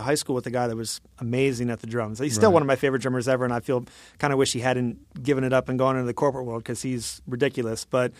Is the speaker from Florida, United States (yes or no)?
no; Michigan, United States; I grew up in Michigan, so I went to Michigan State